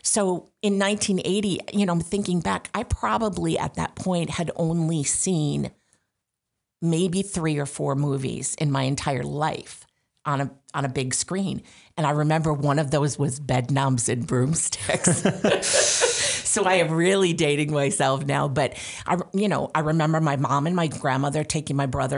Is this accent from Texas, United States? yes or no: no; Syracuse, New York, United States; now in Rochester, United States; I like living upstate. I'm originally from the Syracuse area, so it feels like home.